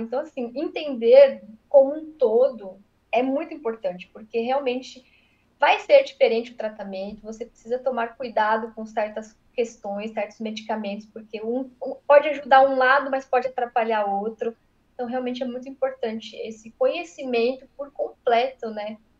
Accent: São Paulo, Brazil; now in Santa Catarina, Brazil; Eu sou paulista de nascimento, mas eu moro em Santa Catarina tem 13 anos

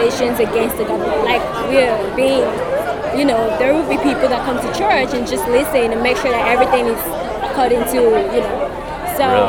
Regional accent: Nigeria; now in China; I'm Nigerian

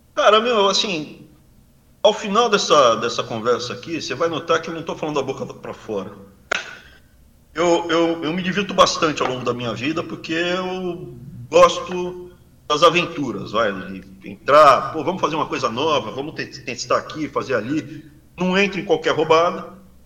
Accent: Brazil; moved away as an adult; now in United States; Sou brasileiro, me sinto bem no Brasil. Mais especificamente na região que eu cresci, eu me sinto bem ali, Mato Grosso do Sul, São Paulo, Sul de Minas, norte do Paraná

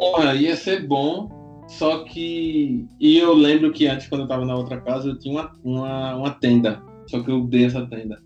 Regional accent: Recife, Pernambuco, Brazil; Eu sou recifense, vocês vão ver aí pelo meu sotaque

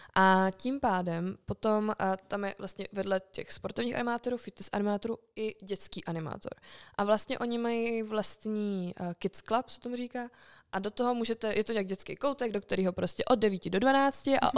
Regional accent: Czechia

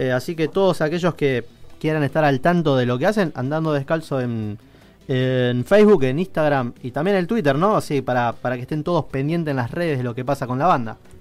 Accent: Rosario, Santa Fe, Argentina; para los que somos del interior de Rosario

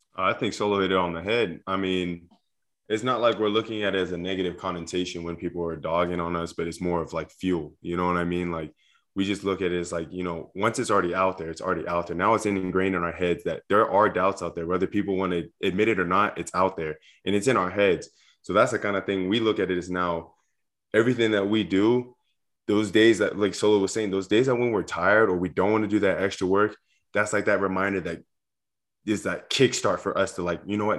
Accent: Southern California, United States; moved away; I grew up in Southern California

